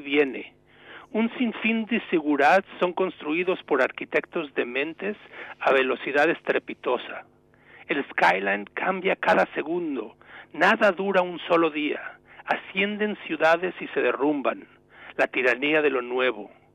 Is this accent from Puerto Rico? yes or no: no; Mexico; moved away as an adult; also born or lived in New England, United States; now in United States; Yo llevo como inmigrante mexicano unos 30 años en Estados Unidos